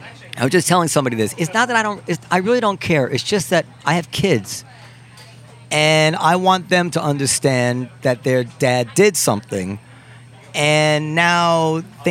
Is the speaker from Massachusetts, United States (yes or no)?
no; Ardsley, New York, United States; I grew up in Ardsley, which is a town in Westchester